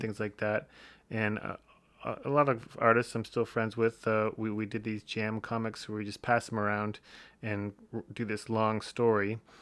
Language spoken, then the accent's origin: English; Windsor, Ontario, Canada; Early life, uh, Windsor, Ontario